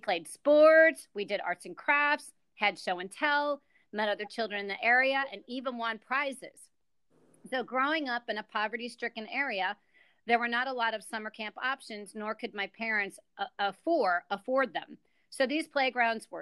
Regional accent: Johnstown, Pennsylvania, United States; moved away; I'm from Johnstown, Pennsylvania

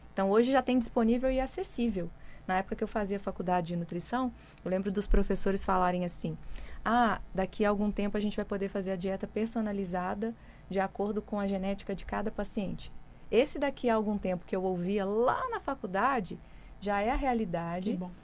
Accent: interior of Minas Gerais, Brazil; E eu sou lá do interior de Minas

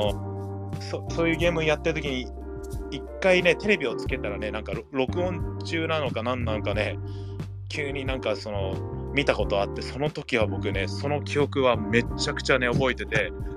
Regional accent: United States; moved away as an adult; now in Japan; アメリカから来てる

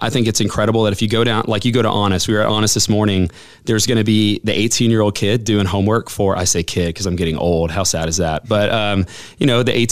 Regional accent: Southwest Florida, United States; also born or lived in Houston, Texas; now in Huntsville, United States; I grew up in Southwest Florida

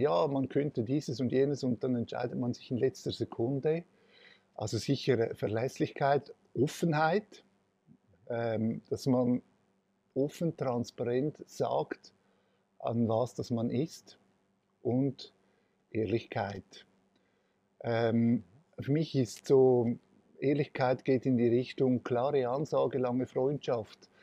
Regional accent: Switzerland; Ich bin, äh, als, äh, gebürtiger Italiener von Gastarbeitern in der Schweiz, äh, auf die Welt gekommen, hatte die Kindheit auch so verbringen dürfen.

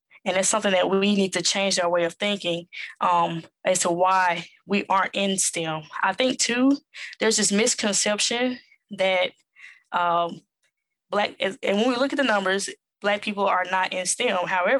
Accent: Southern United States, United States; accent: Southern; It's not going to recognize my Southern accent.

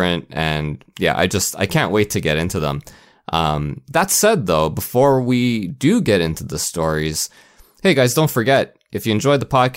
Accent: Canada; I'm from Canada

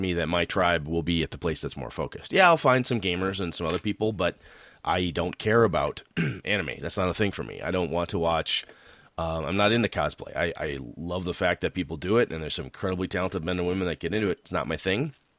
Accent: Wausau, Wisconsin, United States; in the Wausau area, in my hometown

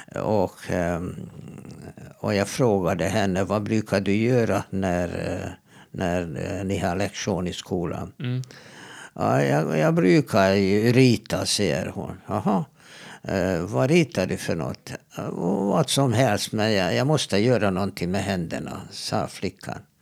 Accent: Hungary; now in Sweden; jag kommer ju från Ungern

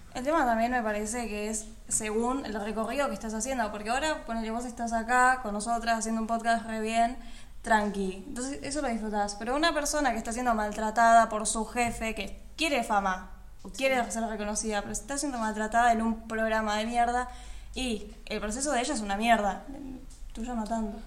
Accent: Neuquén, Argentina; now in Buenos Aires, Argentina; soy de Neuquén

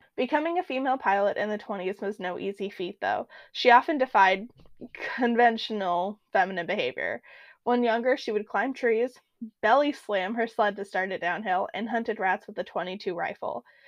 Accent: Alaska, United States; growing up in Alaska

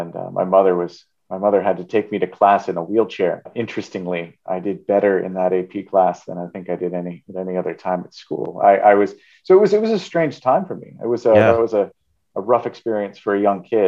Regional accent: Marion, Massachusetts, United States; I grew up in Marion for a significant part of my life

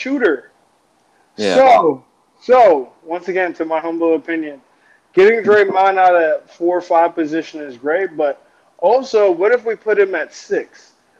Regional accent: Ohio, United States; I'm from Ohio

